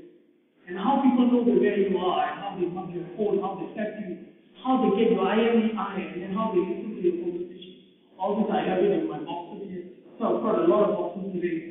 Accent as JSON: {"language": "English", "country": "Malaysia", "said": "we are Malaysian"}